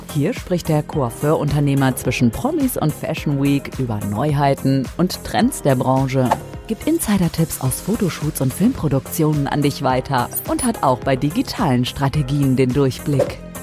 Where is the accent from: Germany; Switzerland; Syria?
Switzerland; Ich komme ja aus der Schweiz, bei uns ist alles noch normal soweit